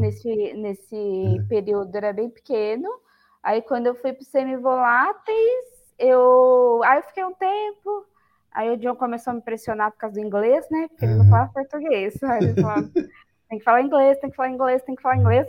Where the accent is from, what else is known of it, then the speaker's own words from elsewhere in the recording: Campanha, Minas Gerais, Brazil; moved away as an adult; also born or lived in São Paulo; now in Paulínia, Brazil; eu sou mineira, né, nasci em Minas Gerais, então eu sou de uma cidade que chama Campanha